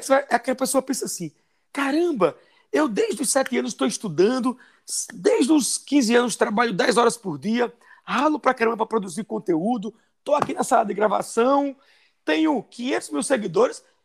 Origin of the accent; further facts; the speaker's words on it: sertão of Paraíba, Brazil; moved away as an adult; also born or lived in São Paulo; now in Londrina, Brazil; Porque eu sou nordestino, sou do sertão da Paraíba, morei minha vida toda dos 51 anos, 45 no Nordeste